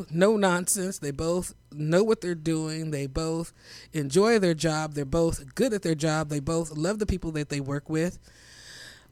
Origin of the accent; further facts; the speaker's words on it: Kansas City, Missouri, United States; Kansas City